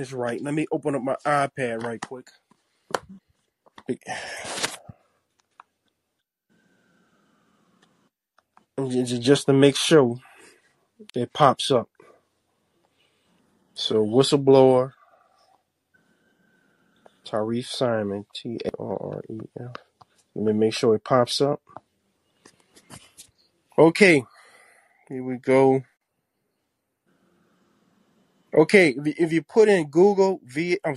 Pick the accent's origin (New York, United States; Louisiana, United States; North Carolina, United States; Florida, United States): Louisiana, United States; New Orleans; I'm from New Orleans, Louisiana